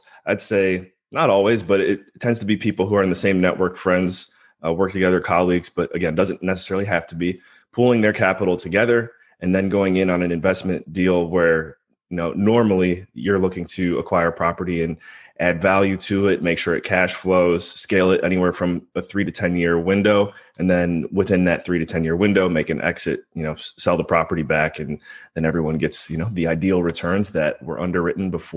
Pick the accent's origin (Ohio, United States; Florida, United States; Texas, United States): Ohio, United States; Cleveland; moved away as an adult; also born or lived in Pennsylvania / Belize; born and raised in Cleveland, Ohio